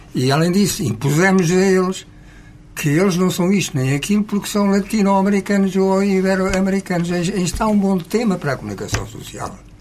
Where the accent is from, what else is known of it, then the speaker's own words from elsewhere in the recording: Portugal; moved away as an adult; now in Canary Islands, Spain; eu em primeiro lugar sou português, em segundo lugar sou ibérico, e em terceiro lugar, se me apetece, serei europeu